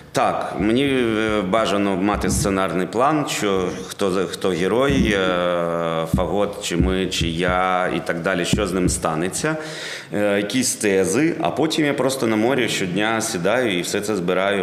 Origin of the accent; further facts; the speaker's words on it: Kharkiv, Kharkiv Oblast, Ukraine; ми з Харкова